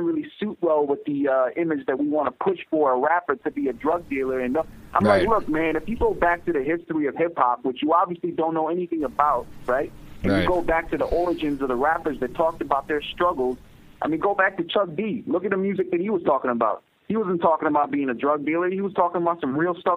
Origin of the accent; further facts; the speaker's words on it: Pakistan; I'm a doctor, I'm Pakistani, and I'm an MC.